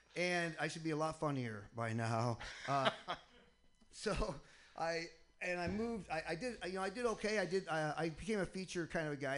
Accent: Michigan, United States; now in Boston, United States; I'm originally from Michigan

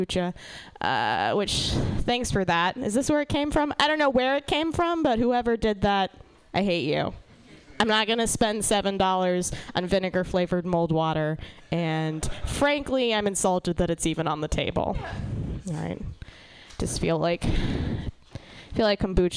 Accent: Atlanta, Georgia, United States; I'm from Atlanta, Georgia

